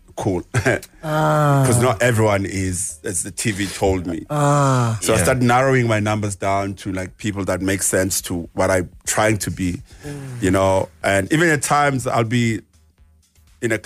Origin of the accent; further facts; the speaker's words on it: South Africa; Growing up as a South African